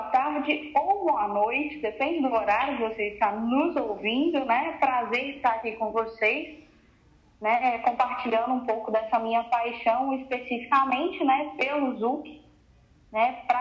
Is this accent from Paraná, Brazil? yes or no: yes; Jacarezinho, Paraná, Brazil; Para quem não sabe, eu sou do Paraná, de Jacarezinho, e na minha cidade eu sempre tive contato com a música, né?